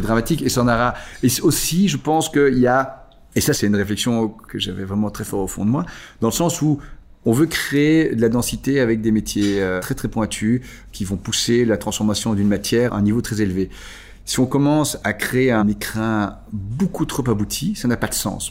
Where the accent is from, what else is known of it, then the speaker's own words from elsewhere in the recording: Belgium; Ici en Belgique, quelque part, on n'a pas vraiment d'identité nationale. On est belge